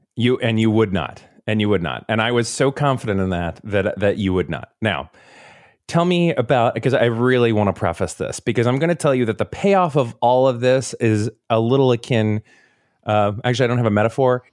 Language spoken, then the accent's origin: English; Seminole, Florida, United States; I grew up in Seminole, Florida